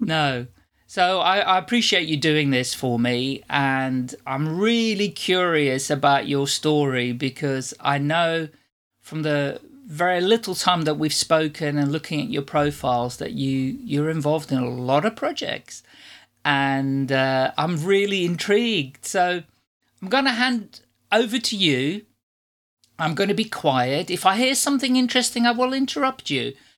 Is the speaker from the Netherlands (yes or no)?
yes; Netherlands; first language Dutch; English is a second language; moved away as an adult; now in United Kingdom; I've lived in the U K for forty-five years, but I'm not English. I'm Dutch.